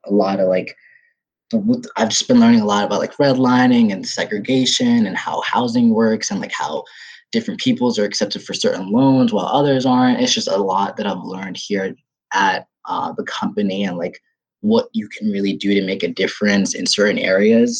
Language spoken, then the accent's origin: English; Ethiopia; moved away; I'm from Ethiopia, third world country